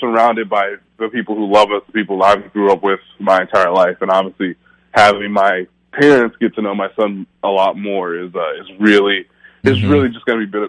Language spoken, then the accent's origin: English; Kansas City, Missouri, United States; moved away as an adult; also born or lived in Fort Lauderdale, Florida; now in Indianapolis, United States; my hometown of Kansas City